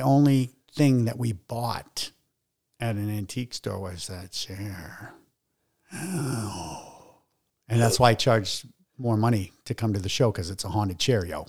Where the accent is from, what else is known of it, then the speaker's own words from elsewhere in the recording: Salem, Massachusetts, United States; I was born in Salem, uh, on Bert, Bertini Lane, which is still there